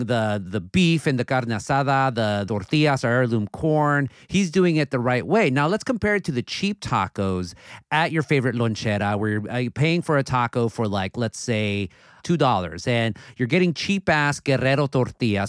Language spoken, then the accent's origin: English; Southern California, United States; growing up in Southern California